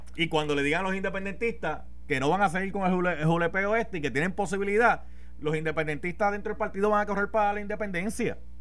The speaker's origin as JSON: {"language": "Spanish", "town": "Carolina", "country": "Puerto Rico", "said": "yo soy de Carolina, tierra de gigantes"}